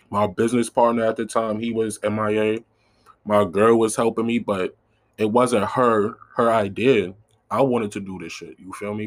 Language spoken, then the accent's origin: English; New York City, New York, United States; I'm from South Side Jamaica, Queens